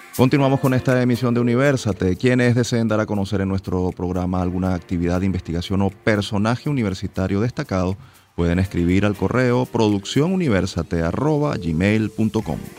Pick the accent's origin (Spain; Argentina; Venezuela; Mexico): Venezuela; nos sentimos muy orgullosos como venezolanos